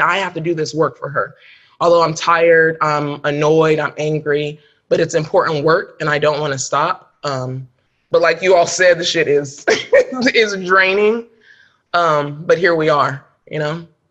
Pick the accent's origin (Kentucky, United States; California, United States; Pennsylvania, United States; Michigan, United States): California, United States; Sacramento; I grew up in Sacramento, right? Sacramento's home for me.